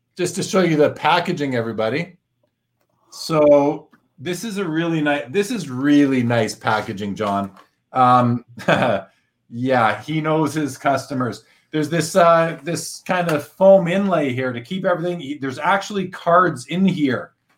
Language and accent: English; Canada; born or raised there